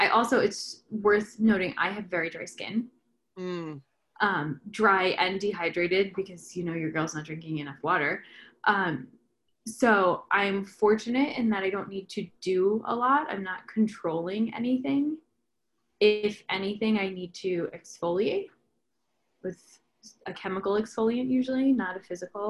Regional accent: New Jersey, United States; I'm from New Jersey.

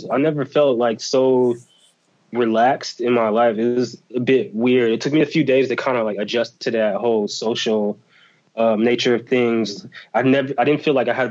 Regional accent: United States; accent: American; as soon as I would open my mouth and they would hear my accent, they'd be like, oh, he's American

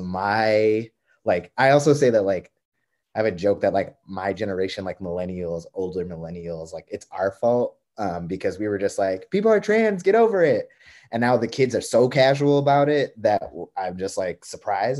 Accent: East Coast, United States; moved away as an adult; I'm not a Midwesterner. I'm like an East Coaster through and through.

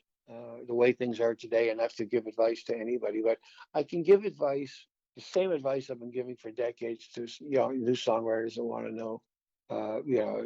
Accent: Waverley, Nova Scotia, Canada; we've been friends since 1963, growing up in Waverly.

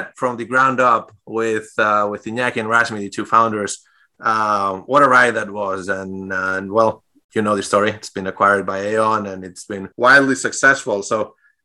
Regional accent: Spain; English is a second language; moved away as an adult; also born or lived in Europe; now in United States; I'm originally from Spain. Grew up there and moved to the U.S. About 6 years ago now.

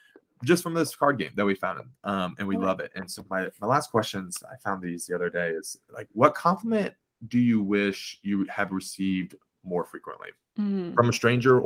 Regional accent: Midwest, United States; people talk about the Midwest smile. I'm from the Midwest.

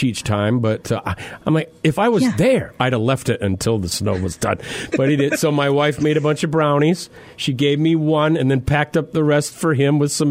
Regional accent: South Dakota, United States; moved away; the Black Hills of South Dakota, my home state

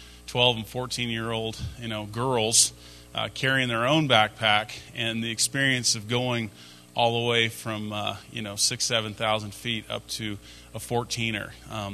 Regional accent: Atlanta, Georgia, United States; My spring breaks in high school weren't spent in growing up in Atlanta.

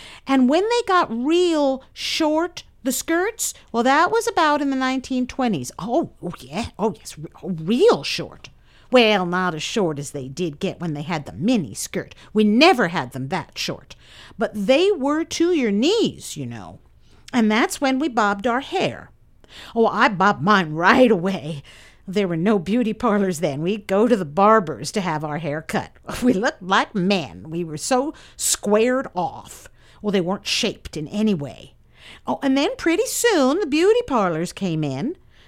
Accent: Quebec, Canada; moved away as an adult; now in Fort Bragg, United States; I've lived in this area since 1915. We came from Quebec, Canada. I was 18.

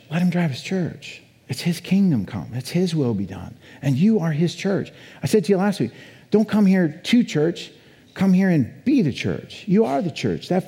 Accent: Colorado, United States; also born or lived in Boulder; now in Idaho, United States; I come from Colorado, right? 30 years in Colorado, lived in Boulder, Colorado, right?

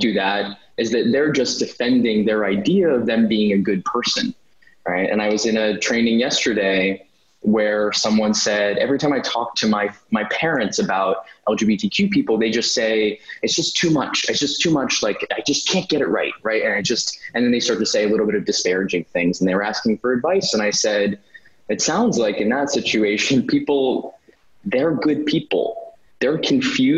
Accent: New York City, New York, United States; I grew up in New York. I remember seeing even like the carriage horses in New York City

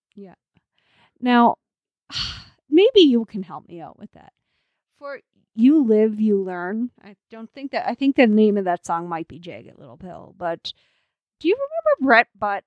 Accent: Canada; as a Canadian

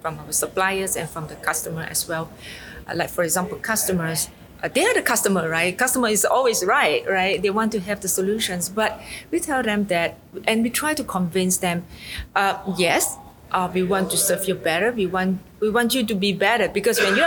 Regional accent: Penang, Malaysia; I'm coming from Penang, Malaysia.

